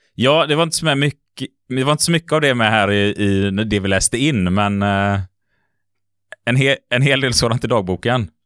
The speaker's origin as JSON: {"language": "Swedish", "town": "Gothenburg", "region": "Västra Götaland", "country": "Sweden", "said": "som göteborgare"}